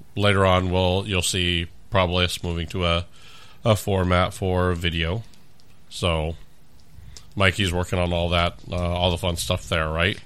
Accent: California, United States; also born or lived in Orange County / Los Angeles / San Diego / Riverside; now in Omaha, United States; Originally from, uh, California

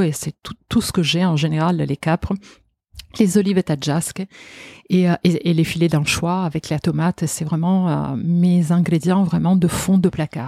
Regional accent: Genoa, Liguria, Italy; French is a second language; moved away as an adult; also born or lived in Marseille, France; now in Paris, France; en tant qu'Italienne, je pense aussi euh, vraiment de Gênes

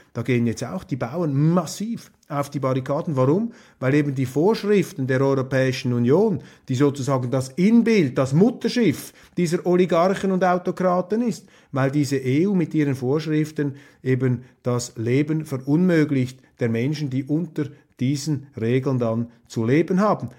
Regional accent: Switzerland; als Schweizer

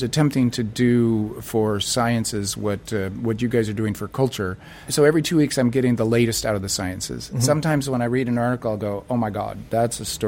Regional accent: United States; I'm an American leftist

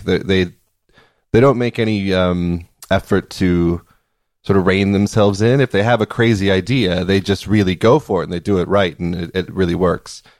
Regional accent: Wisconsin, United States; we have this Danish thing in my hometown called Kringle

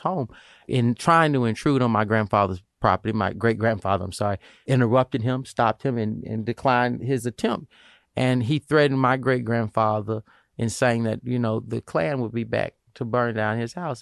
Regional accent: small city in Alabama, United States; now in Pennsylvania, United States; my hometown, but the city where my grandfather grew up, my father grew up

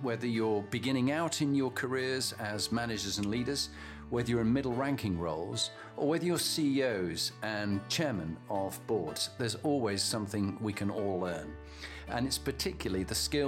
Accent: Halifax, Yorkshire and the Humber, United Kingdom; also born or lived in Scarborough; I was born in Scarborough, brought up in Halifax

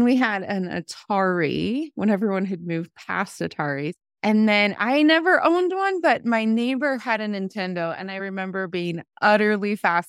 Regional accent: Ohio, United States; I grew up in Ohio. We moved a lot, and I graduated from an Appalachian county.

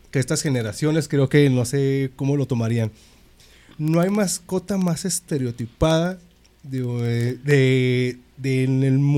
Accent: Mexico

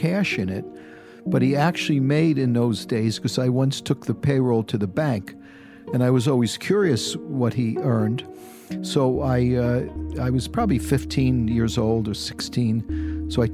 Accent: New York City, New York, United States; moved away as an adult; also born or lived in San Francisco; growing up in the Bronx

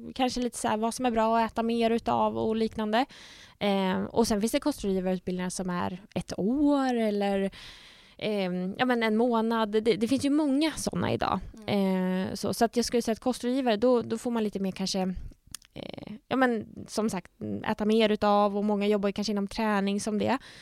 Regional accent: Nyköping, Södermanland, Sweden; moved away as an adult; now in Gothenburg, Sweden; jag fick jobb hemma i Nyköping på sjukhuset då som dietist

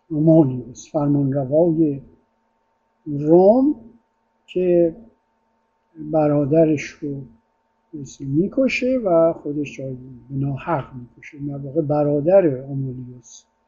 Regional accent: Iran; also born or lived in Italy; ما ایرونی ها

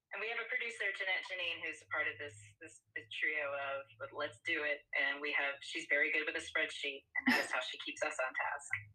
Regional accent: Austin, Texas, United States; I'm from Austin

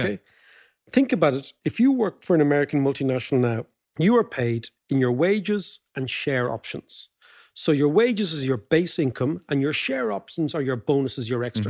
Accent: Ireland; For us as Irish citizens

